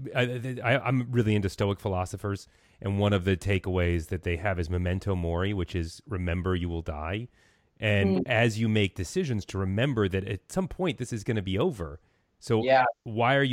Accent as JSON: {"language": "English", "town": "Los Angeles", "region": "California", "country": "United States", "tie": "born or raised there", "said": "I grew up in Los Angeles, and there's a good population of Orthodox Jews"}